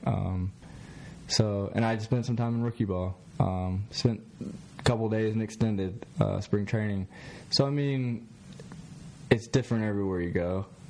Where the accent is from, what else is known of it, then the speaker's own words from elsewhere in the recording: Columbia, South Carolina, United States; now in Myrtle Beach, United States; I'm from the Columbia area. Didn't really like the Gamecocks growing up